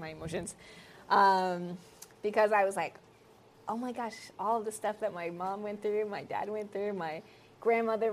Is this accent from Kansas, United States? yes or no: no; Nebraska, United States; I'm from Nebraska